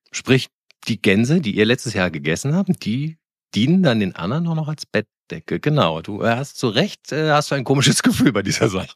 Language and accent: German; Koblenz, Rhineland-Palatinate, Germany; ich komme ja aus Koblenz, das ist ja auch im Rheinland auch christlich geprägt